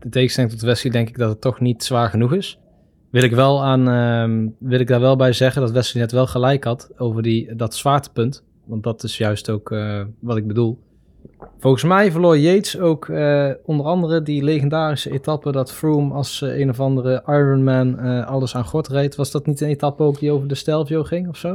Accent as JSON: {"language": "Dutch", "country": "Netherlands"}